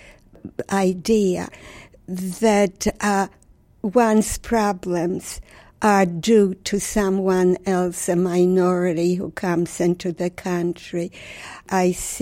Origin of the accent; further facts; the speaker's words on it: Warsaw, Masovian Voivodeship, Poland; moved away; I was born in Warsaw, Poland. Warsaw was the center of my universe